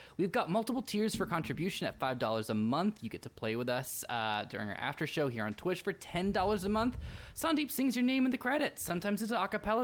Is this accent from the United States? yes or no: yes; California, United States; we are from California